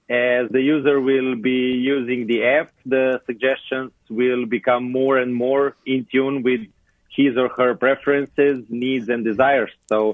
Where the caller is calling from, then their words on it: Slovenia; I'm in Slovenia.